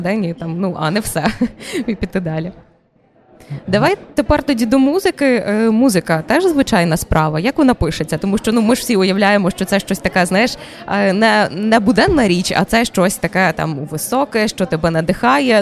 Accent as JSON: {"language": "Ukrainian", "town": "Berdychiv", "region": "Zhytomyr Oblast", "country": "Ukraine", "said": "Я з Житомирської області дуже близько. Це місто Бердичів"}